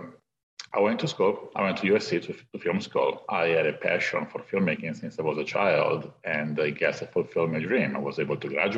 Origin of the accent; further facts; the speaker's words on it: Italy; moved away as an adult; now in Los Angeles, United States; I wanted to leave Italy. I came from Europe. I moved to LA just to pursue a career in filmmaking